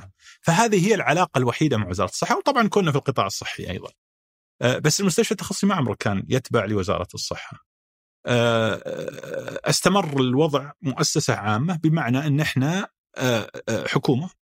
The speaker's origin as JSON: {"language": "Arabic", "town": "Riyadh", "region": "Riyadh Province", "country": "Saudi Arabia", "said": "انا ابن الرياض"}